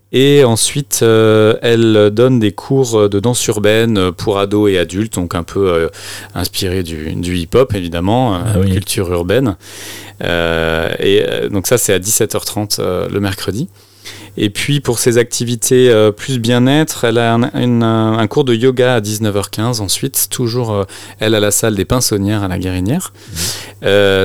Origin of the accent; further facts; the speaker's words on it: Brittany, France; je suis breton, mais euh, on est deux bretons en fait dans l'association